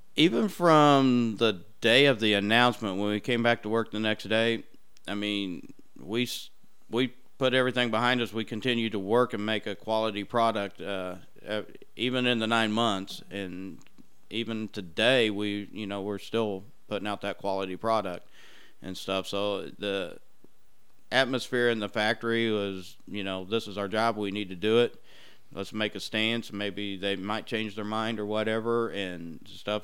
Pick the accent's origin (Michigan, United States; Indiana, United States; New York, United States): Indiana, United States; Brownsburg; I grew up in the Brownsburg area